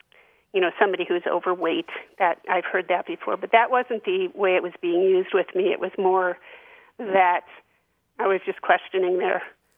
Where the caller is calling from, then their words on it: Middlesex, Vermont, United States; Hi, Grant, and hi, Martha. … I'm from Middlesex, Vermont.